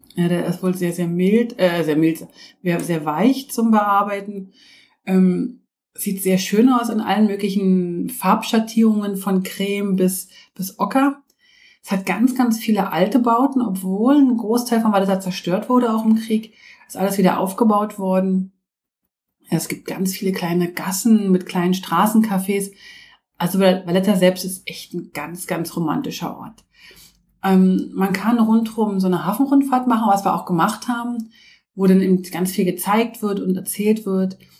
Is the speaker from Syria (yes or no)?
no; Switzerland; bei uns in der Schweiz